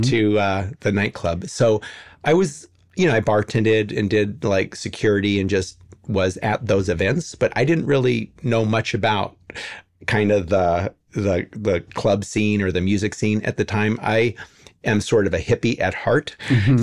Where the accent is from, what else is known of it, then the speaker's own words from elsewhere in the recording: Los Angeles, California, United States; I was born in 1962 and I grew up in the Hollywood Hills